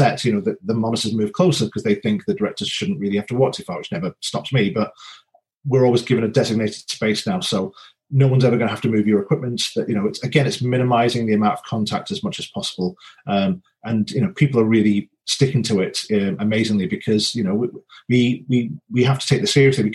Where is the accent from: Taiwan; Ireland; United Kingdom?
United Kingdom; Wigan, North West England; also born or lived in Northumberland; now in Leatherhead, United Kingdom; I grew up in Wigan in the north